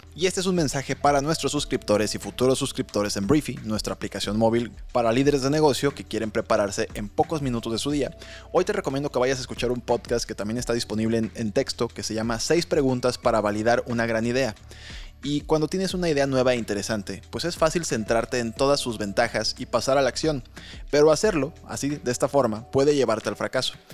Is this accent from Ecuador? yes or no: no; Mexico